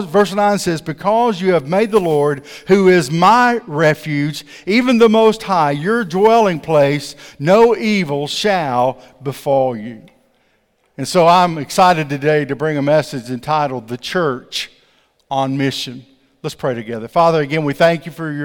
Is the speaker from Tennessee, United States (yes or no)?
yes; Coffee County, Tennessee, United States; I was born in Coffee County